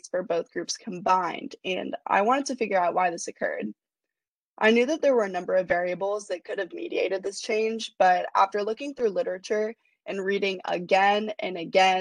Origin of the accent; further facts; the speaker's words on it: Portland, Oregon, United States; moved away as an adult; also born or lived in New Orleans; growing up in Portland